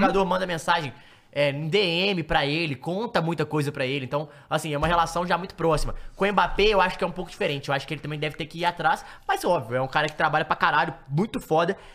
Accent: Brazil; a gente é brasileiro

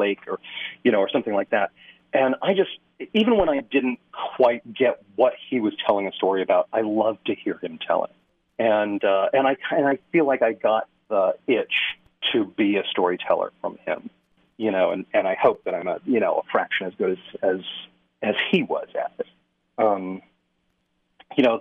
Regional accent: Western Massachusetts, United States; moved away; also born or lived in California / Idaho; I grew up in Western Massachusetts

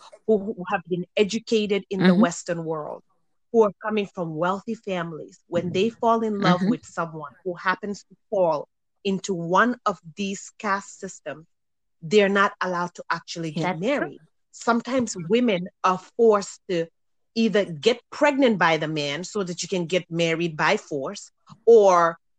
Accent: Gambia; moved away; I remember growing up in Gambia when everybody spoke Wolof, no matter what tribe you were.

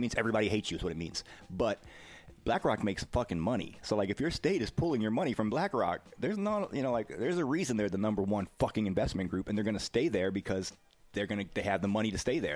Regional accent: the South, United States; as a Southerner

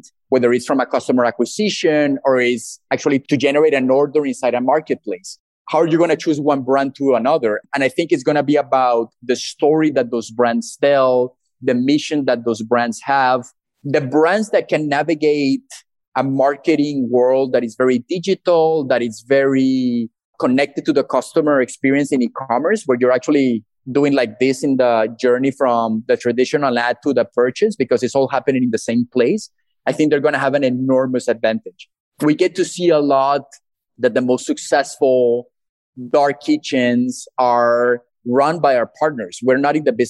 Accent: Colombia; moved away as an adult; I'm originally from Colombia, but I had the opportunity to study abroad and work in different parts of the world

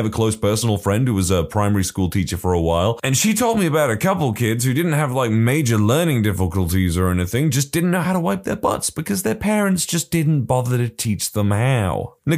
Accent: Russia; English is a second language; I even tried in Russian. I am from Russia, but I am not very good at composing stories.

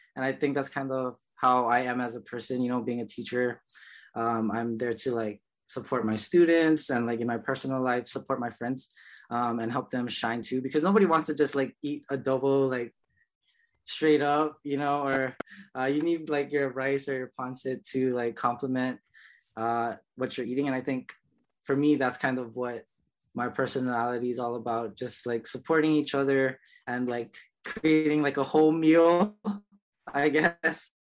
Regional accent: Honolulu, Hawaii, United States; I was born and raised in Kalihi um, here on Oahu.

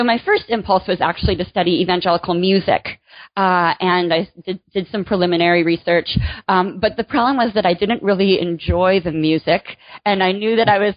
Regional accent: Michigan, United States; moved away as an adult; also born or lived in North Carolina; now in Virginia, United States; I grew up in Michigan

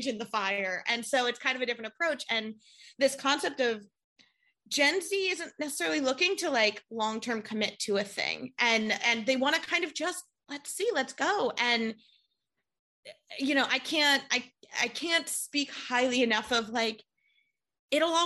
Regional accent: Pittsburgh, Pennsylvania, United States; now in New York City, United States; I moved here. I'm from Pittsburgh originally, which is a city, but it's not a New York.

